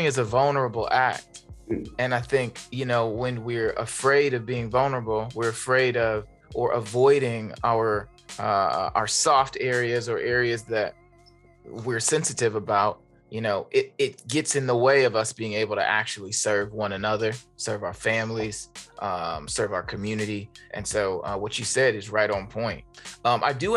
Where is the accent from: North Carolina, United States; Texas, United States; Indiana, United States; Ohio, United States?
Indiana, United States; Gary; I grew up in Gary, Indiana